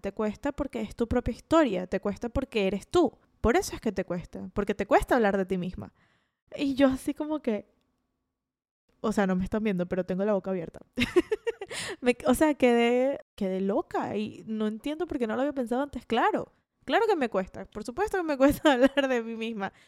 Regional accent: Caracas, Capital District, Venezuela; moved away as an adult; now in Florida, United States; nací en Caracas, Venezuela y viví allí hasta que tuve 20 años. Y luego emigré a Florida, que es donde vivo actualmente.

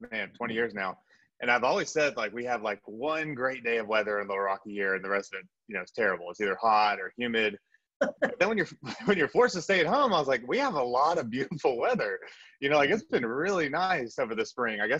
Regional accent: South Korea; born there; also born or lived in Texas / Japan; I was a military brat. So I was, I was born in Korea, uh, had a little stint in Texas, Japan, um, spent a summer abroad in Europe. Uh, but so kind of all over the world.

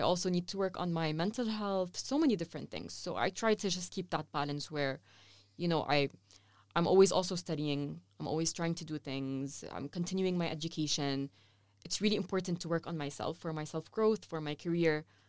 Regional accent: Saudi Arabia; also born or lived in Lebanon; now in Amman, Jordan; I grew up in Saudi Arabia all my life

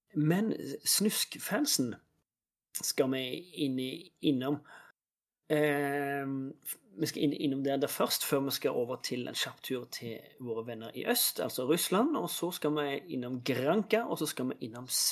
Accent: Norway; jeg er norsk

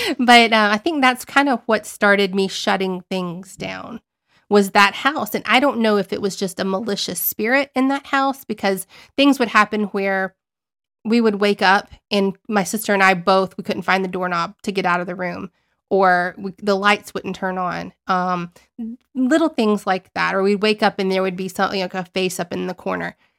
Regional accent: Southern Alabama, United States; I was raised in Southern Alabama

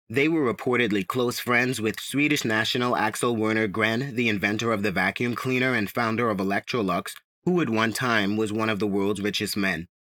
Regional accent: Bahamas; I was born and raised in the Bahamas

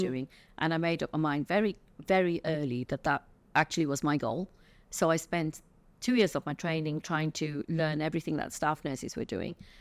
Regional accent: England, United Kingdom; I was born in England to, uh, parents that came from India in the nineteen fifties, early sixties.

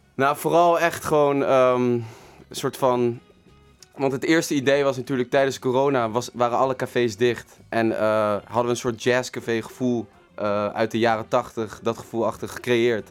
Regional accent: The Hague, South Holland, Netherlands; ik kom zeker uit Den Haag

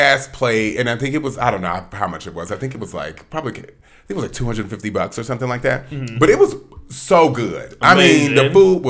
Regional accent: Atlanta, Georgia, United States; also born or lived in Southern California; I'm from Atlanta originally. Born in Southern California, but raised in Atlanta.

